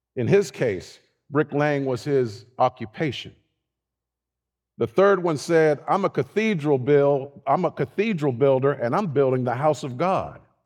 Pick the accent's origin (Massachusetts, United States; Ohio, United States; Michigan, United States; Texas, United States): Ohio, United States; Youngstown; growing up in Youngstown, Ohio, right, right, north side